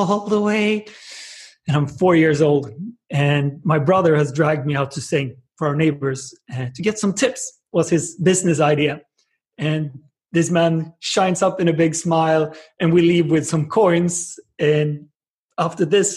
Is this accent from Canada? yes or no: no; Jönköping, Jönköping County, Sweden; In Sweden, in a small town called Jönköping with like 100,000 people